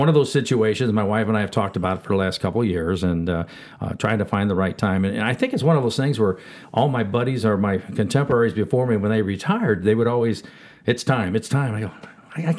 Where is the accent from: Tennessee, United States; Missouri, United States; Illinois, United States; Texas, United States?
Missouri, United States; St. Charles; Born and raised in St. Charles